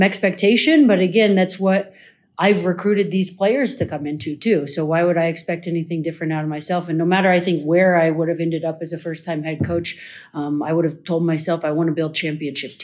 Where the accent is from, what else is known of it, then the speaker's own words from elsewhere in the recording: Colorado, United States; moved away; I'm from Colorado.